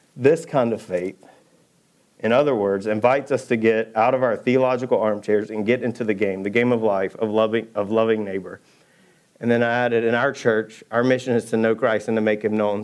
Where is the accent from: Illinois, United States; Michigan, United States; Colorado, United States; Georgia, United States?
Georgia, United States; also born or lived in Birmingham; now in Texas, United States; I'm from Georgia. We just put cane poles in little ponds